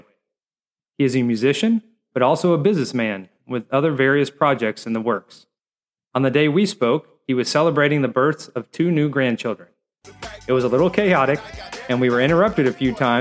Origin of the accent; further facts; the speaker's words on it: Bowling Green, Kentucky, United States; growing up in Bowling Green, Kentucky